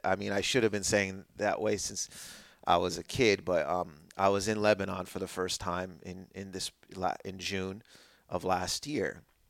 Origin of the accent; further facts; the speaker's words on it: Windsor, Ontario, Canada; I grew up in Windsor, Ontario, which is in Canada, and my parents, they moved separately. Like, they didn't meet in Lebanon. They met in Canada.